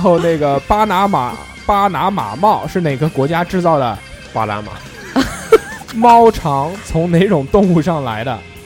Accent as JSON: {"language": "Chinese", "region": "Sichuan", "country": "China", "said": "我们四川人讲，叫白龙门阵"}